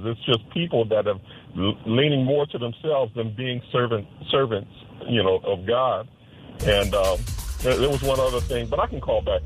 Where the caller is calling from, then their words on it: Jacksonville, Florida, United States; I'm calling from Jacksonville, Florida